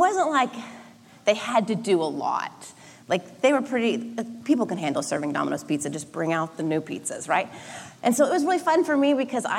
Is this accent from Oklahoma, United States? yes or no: yes; Oklahoma, United States; now in Southern California, United States; I grew up in Oklahoma